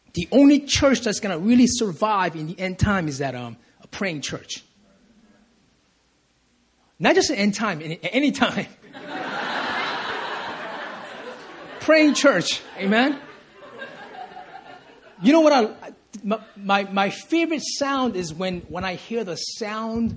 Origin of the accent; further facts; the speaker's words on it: Compton, California, United States; moved away; I was raised in California. Amen. In LA, in the streets of Compton